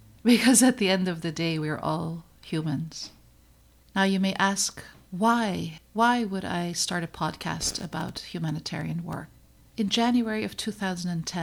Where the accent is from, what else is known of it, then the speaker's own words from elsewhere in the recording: Netherlands; moved away as an adult; now in United States; I came to the United States from the Netherlands. I was born and raised in the Netherlands.